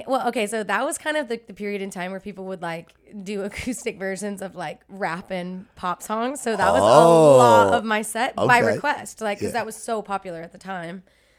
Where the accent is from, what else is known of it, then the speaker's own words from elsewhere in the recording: Dallas, Texas, United States; I grew up right outside of Dallas, and then I went to UT Austin for school.